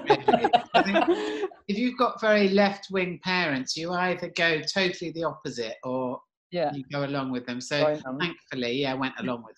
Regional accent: a village in Kent, South East England, United Kingdom; also born or lived in Southeast London; now in London, United Kingdom; I was born in Southeast London, which is where I've ended up. But I only lived in Southeast London until I was about 4, and then I was brought up in a village in Kent, which was like the total opposite.

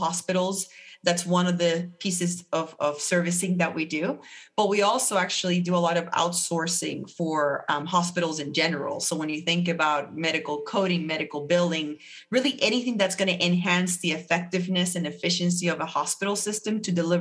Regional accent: Puerto Rico; moved away as an adult; also born or lived in Atlanta, Georgia; now in Charlotte, United States; I'm born and raised in Puerto Rico

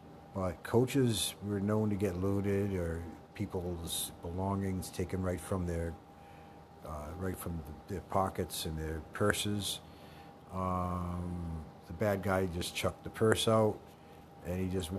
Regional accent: South Fork, New York, United States; in South Fork, the town that I live and have been from. I was born in New York City.

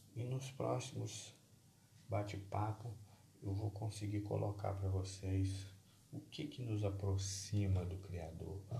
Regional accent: Brazil; nosso Brasil

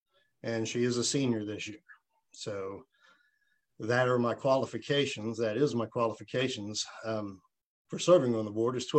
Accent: Smithville, United States; I loved growing up in Smithville

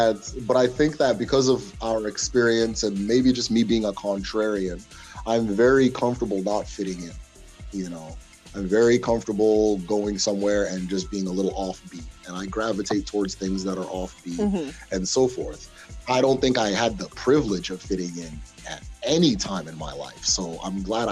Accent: Awomama, Imo, Nigeria; If I'm amongst a bunch of Africans, I know I'm the Nigerian. If I'm amongst a bunch of Nigerians, I know I'm the Igbo person. And then among Igbo people, I'm the person from Imo State

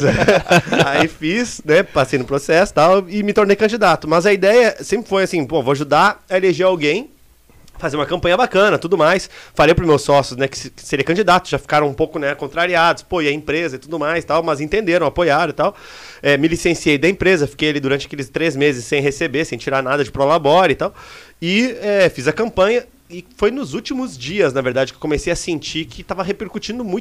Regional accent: Nova Bassano, Rio Grande do Sul, Brazil; sou de Nova Bassano, interior do, do Rio Grande do Sul, Serra Gaúcha, 9 mil habitantes

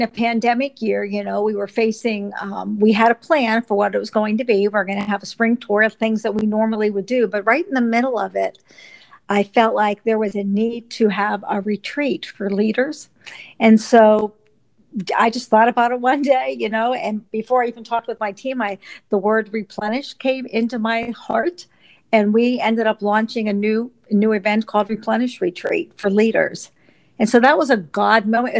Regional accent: Pittsburgh, Pennsylvania, United States; also born or lived in Texas; now in Phoenixville, United States; I'm from Phoenixville, Pennsylvania, but originally I was brought up on the Pittsburgh side of the state

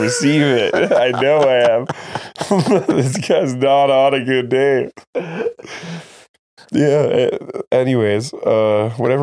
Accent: Canada; I'm fucking Canadian.

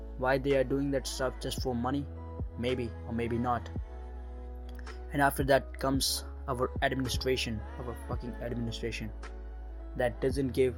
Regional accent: India; I'm from India right now, 18 years old and doing my graduation

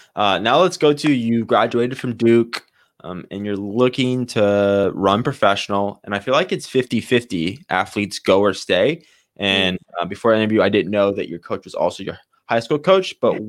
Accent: Canada; sometimes when I'm over in a different country, I always say I'm Canadian. And then if someone says they like Americans, I'm like, oh yeah. I'm American too.

